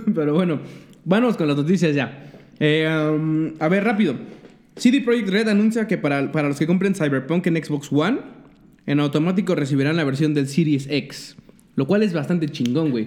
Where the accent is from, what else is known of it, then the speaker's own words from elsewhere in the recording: Mexico; somos los pinches mexicanos